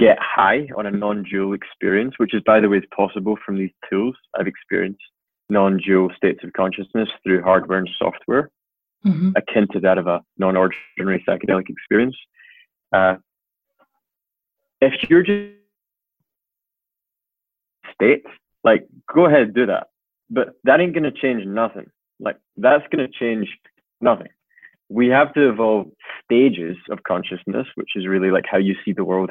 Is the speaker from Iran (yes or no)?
no; Scotland, United Kingdom; I'm Scottish